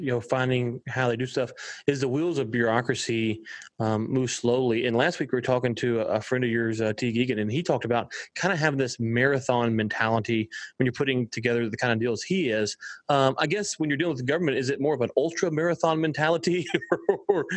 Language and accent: English; United States; as an American